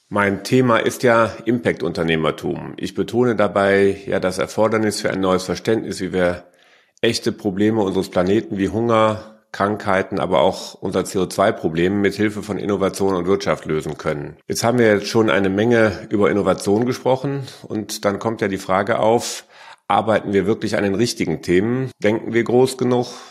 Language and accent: German; Germany; als Deutsche